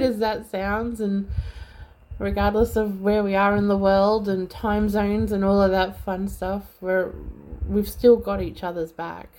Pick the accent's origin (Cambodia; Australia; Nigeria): Australia; also born or lived in Melbourne; being Australian, being in Melbourne